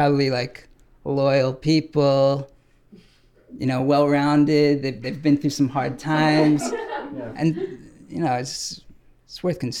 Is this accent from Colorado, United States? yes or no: no; New York, United States; I became a fan of the Knicks just kind of because everybody else was a fan of the Knicks growing up in New York.